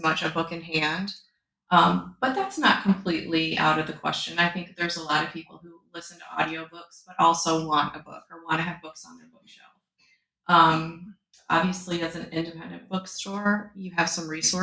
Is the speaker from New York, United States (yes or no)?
no; Michigan, United States; moved away as an adult; now in Milton, United States; I am from Michigan, but we've lived here for 10 years.